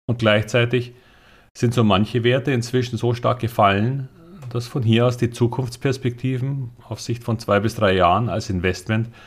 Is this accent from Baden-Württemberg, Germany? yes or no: no; Bavaria, Germany; aber als Bayer bevorzuge ich Karl Valentin als Quelle.